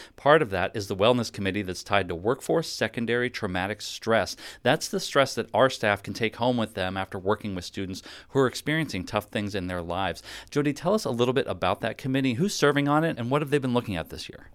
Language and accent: English; Pittsburgh, Pennsylvania, United States; Growing up in Pittsburgh, my dad listened to country music on the radio